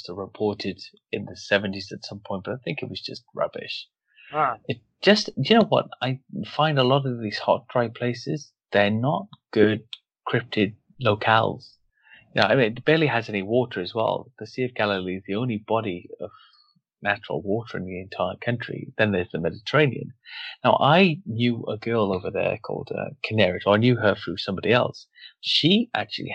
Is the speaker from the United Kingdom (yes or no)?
yes; Wales, United Kingdom; I'm from Wales